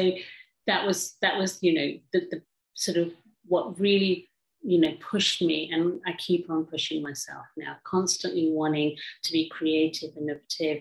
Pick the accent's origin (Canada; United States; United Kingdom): United Kingdom; England; growing up in England